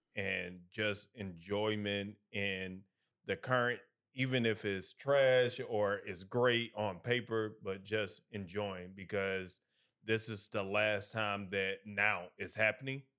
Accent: St. Louis, Missouri, United States; moved away as an adult; also born or lived in Alabama / Birmingham, Alabama; now in Atlanta, United States; I hail from Midwest, Saint Louis to be exact.

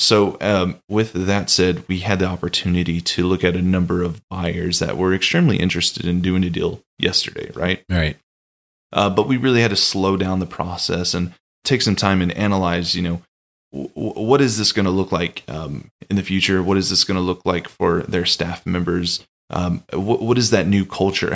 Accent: Austin, Texas, United States; moved away; I'm originally from Austin, Texas, and so I went back home and spent some time uh, with Austin. family.

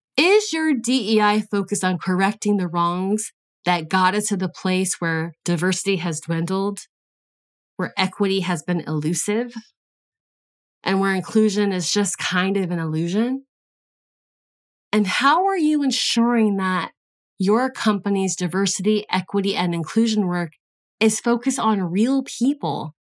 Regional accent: United States; I was born in the United States.

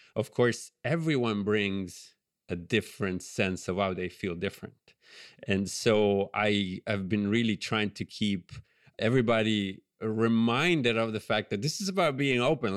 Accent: Genoa, Liguria, Italy; accent: Italian; English is a second language; now in United States; I grew up in Genova on the on the Ligurian coast, the Italian Riviera

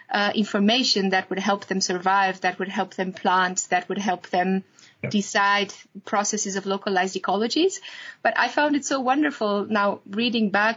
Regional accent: Romania; moved away; In my home country, which is Romania

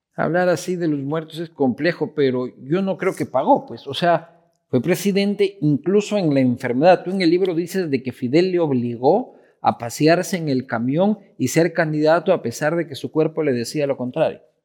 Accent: Quito, Pichincha, Ecuador; una guía arquitectónica de mi ciudad con los mejores proyectos sobre Quito

